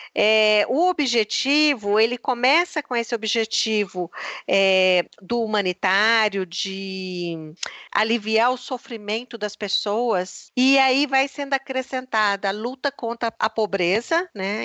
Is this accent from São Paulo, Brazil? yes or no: no; Belo Horizonte, Minas Gerais, Brazil; moved away as an adult; also born or lived in Brasília / Geneva / Oxford / Recife; eu sou de Minas, de Belo Horizonte